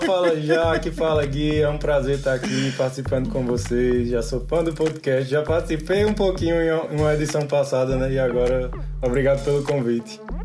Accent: Emas, Paraíba, Brazil; accent: paraibano, do sertão paraibano; moved away as an adult; also born or lived in Campina Grande, Paraíba; now in France; Esse sotaque é um sotaque paraibano, do sertão paraibano, vem de Emas, na Paraíba.

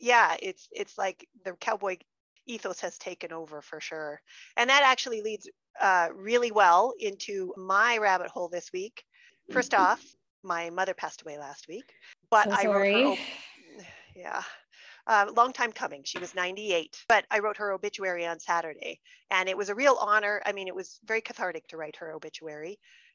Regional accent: Wyoming, United States; I'm come from a very dry place in Wyoming

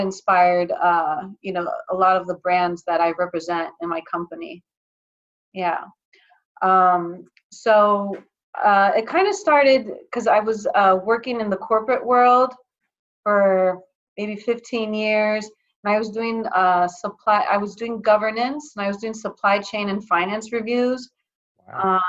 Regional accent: Athens, Attica, Greece; moved away as an adult; also born or lived in Atlanta, Georgia, United States; now in United States; I I was born in Atlanta in the U.S., but then when I was uh, nine years old, I moved to Athens, Greece, and I lived 13 years there for my formative years

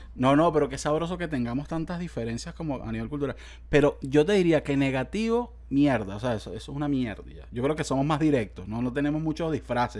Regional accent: Venezuela; como venezolano, de verdad, de verdad y como venezolano

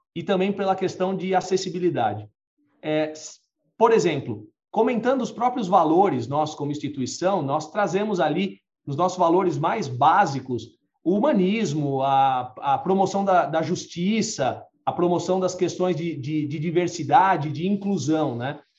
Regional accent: Brazil; nós, como brasileiros

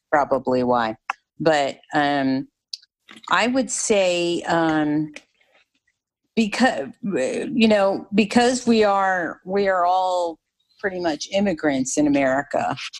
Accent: New Jersey, United States; moved away; also born or lived in the South (US); I'm I'm originally from New Jersey

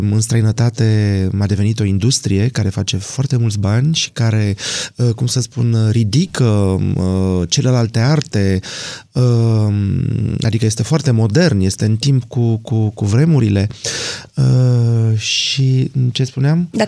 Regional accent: Bucharest, Romania; born there; Uh, pe șoseaua Giurgiului, într-un bloc cu 15 etaje.

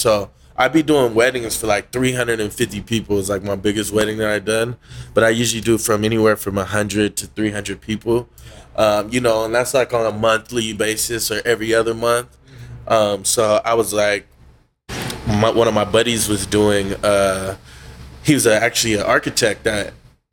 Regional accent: Oakland, California, United States; moved away as an adult; also born or lived in Seattle / Lake Tahoe; honored to be back in Oakland

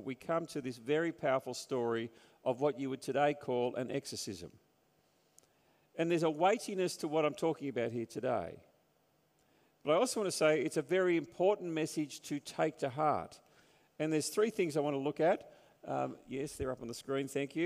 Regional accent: Sydney, New South Wales, Australia; also born or lived in Newtown; growing up on the North Shore and then going into Newtown

